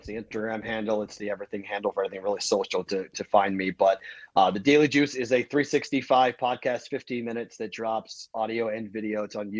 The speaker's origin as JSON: {"language": "English", "town": "Boston", "region": "Massachusetts", "country": "United States", "said": "So as being a Bostonian, we do ketchup only"}